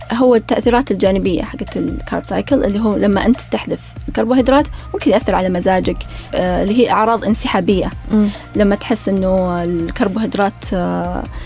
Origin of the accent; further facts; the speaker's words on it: Saudi Arabia; احنا سعوديين